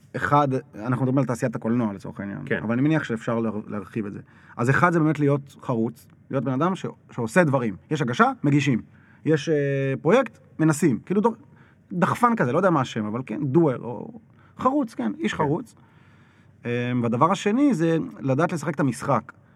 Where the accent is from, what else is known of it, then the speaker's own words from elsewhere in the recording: Jerusalem, Jerusalem District, Israel; אני זוכר את עצמי כילד בירושלים